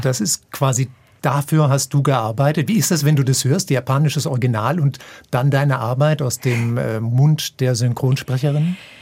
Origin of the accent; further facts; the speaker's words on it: Germany; ich als Deutscher